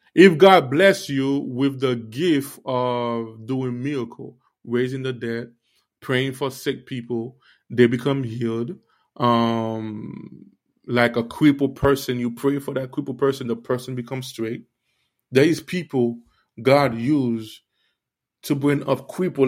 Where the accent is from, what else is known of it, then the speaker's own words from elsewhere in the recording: Miami, Florida, United States; also born or lived in Haiti; I grew up in Miami, but I was born in Haiti